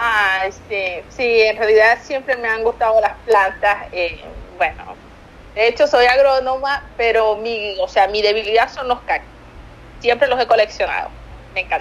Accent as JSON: {"language": "Spanish", "country": "Venezuela", "moved": "as an adult", "lives_now": "Argentina", "said": "soy venezolana y yo digo, no, yo no tomo mate, allá en Venezuela no existe eso"}